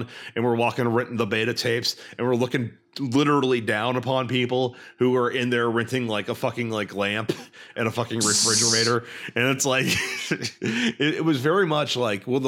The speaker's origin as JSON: {"language": "English", "region": "Texas", "country": "United States", "tie": "born or raised there", "said": "I grew up in Texas where people have values and morals."}